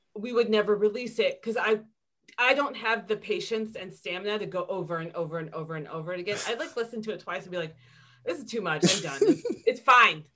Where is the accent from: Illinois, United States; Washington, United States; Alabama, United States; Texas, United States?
Illinois, United States; Chicago; I was born in Chicago